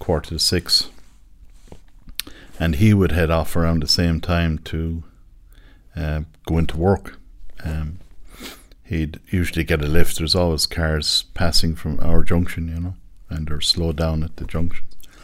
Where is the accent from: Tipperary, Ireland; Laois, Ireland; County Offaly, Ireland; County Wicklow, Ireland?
Tipperary, Ireland; Thurles; I come from Thurles in County Tipperary.